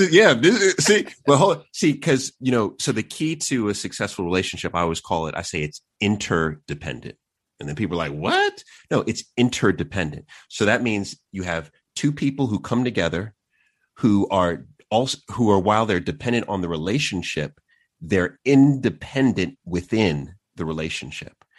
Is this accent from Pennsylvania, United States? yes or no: no; New York City, New York, United States; also born or lived in Queens / Long Island; I was born in New York, uh, and so grew up in the city, and then we moved out to Long Island